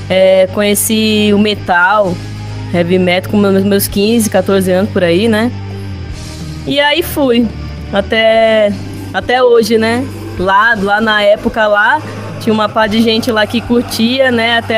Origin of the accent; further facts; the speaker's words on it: Manaus, Amazonas, Brazil; now in São Paulo, Brazil; eu sou de Manaus, né? Aí lá eu comecei a tocar bateria lá. Eu vim para São Paulo e entrei numa banda de punk, né?